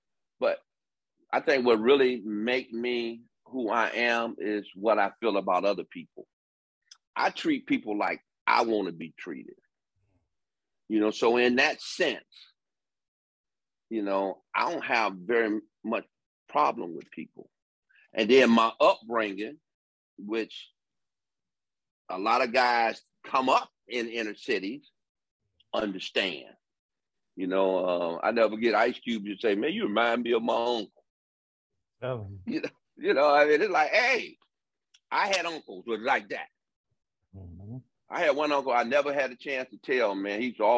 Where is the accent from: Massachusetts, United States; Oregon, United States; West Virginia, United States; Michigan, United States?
Michigan, United States; Detroit; And again, my background, I'm from Detroit.